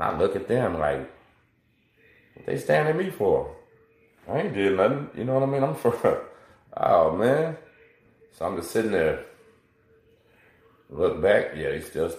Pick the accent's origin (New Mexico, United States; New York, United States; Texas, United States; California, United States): Texas, United States; La Marque; I'm from Lamarck